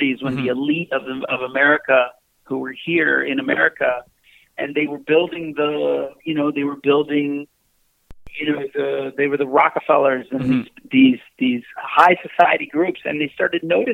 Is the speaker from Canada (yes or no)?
yes; Newfoundland and Labrador, Canada; I grew up in Newfoundland